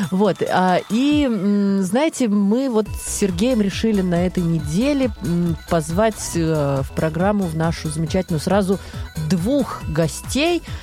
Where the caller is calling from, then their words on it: Kemerovo, Kemerovo Oblast, Russia; Мы из Кемерово.